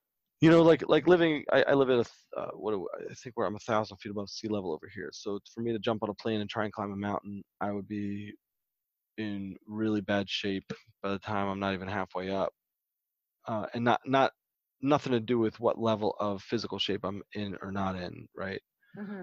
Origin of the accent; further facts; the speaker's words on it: Baltimore, Maryland, United States; I grew up in Baltimore, Maryland